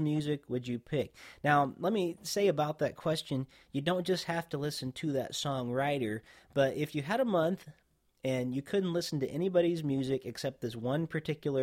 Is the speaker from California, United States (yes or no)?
no; Indiana, United States; Growing up in Indiana